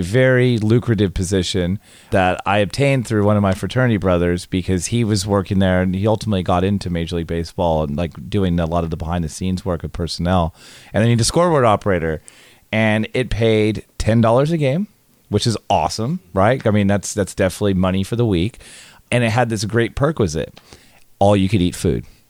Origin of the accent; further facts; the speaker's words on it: California, United States; also born or lived in Tallahassee, Florida; I grew up in California